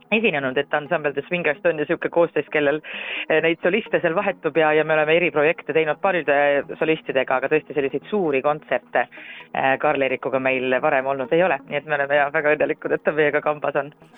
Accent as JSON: {"language": "Estonian", "town": "Rapla", "region": "Rapla County", "country": "Estonia", "tie": "born or raised there", "moved": "yes", "lives_now": "Tallinn, Estonia", "said": "minu kodukandi eh, juurde Rapla kirikusse"}